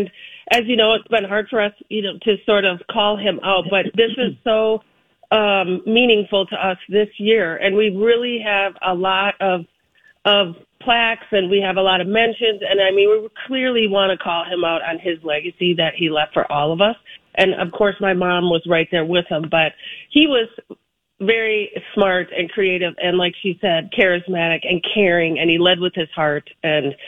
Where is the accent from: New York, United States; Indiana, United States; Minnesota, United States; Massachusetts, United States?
Minnesota, United States; Grand Avenue area; we're local. We grew up in the Grand Avenue area. It's our neighborhood